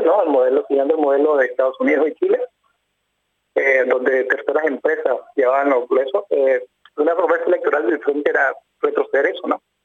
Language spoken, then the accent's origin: Spanish; León, Nicaragua; yo soy del lado de León, que estoy viviendo